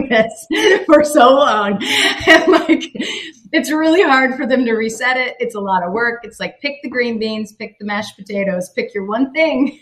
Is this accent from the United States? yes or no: yes; Tennessee, United States; moved away; I grew up in Tennessee